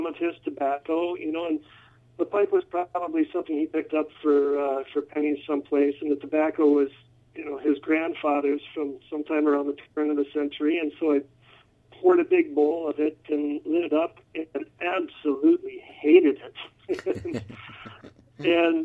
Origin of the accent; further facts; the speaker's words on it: Minnesota, United States; also born or lived in Bavarian Alps, Germany; Well, I'm from Minnesota. Pretty much most of my whole life was spent in the Twin Cities, either in the suburbs of Minneapolis or the suburbs of St. Paul